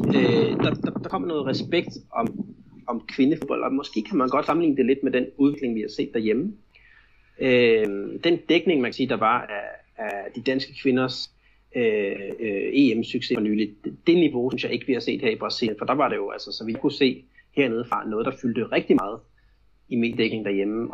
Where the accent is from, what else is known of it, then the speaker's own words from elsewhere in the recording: Denmark; now in Brazil; hjemme i Danmark